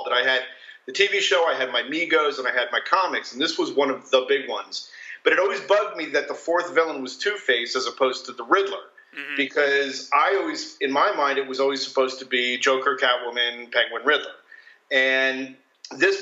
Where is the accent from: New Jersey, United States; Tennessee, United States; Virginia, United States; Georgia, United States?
New Jersey, United States; I grew up in New Jersey